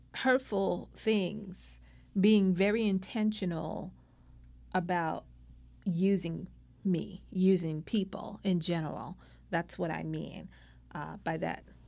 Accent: New York City, New York, United States; now in California, United States; I was born and raised in Brooklyn, New York, the youngest child of five

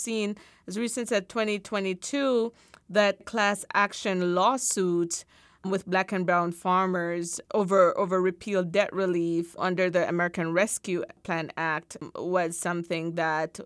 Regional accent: Jamaica; as a Jamaican

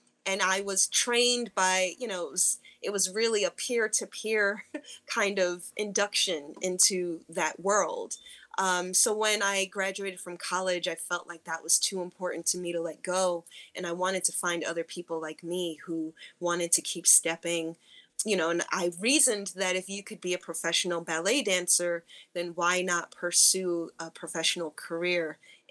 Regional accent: Newark, New Jersey, United States; also born or lived in Western Massachusetts; growing up in Newark, New Jersey

